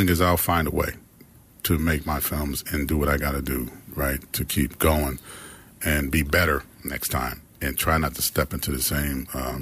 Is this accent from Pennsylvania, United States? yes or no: yes; Pittsburgh, Pennsylvania, United States; I'm from Pittsburgh, Pennsylvania. I grew up in the projects and the hill